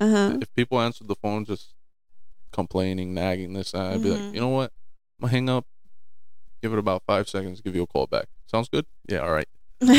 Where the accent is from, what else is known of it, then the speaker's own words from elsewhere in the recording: Miami, Florida, United States; born there; also born or lived in New Jersey; Just I was born down here in Miami, but spent some time up in Jersey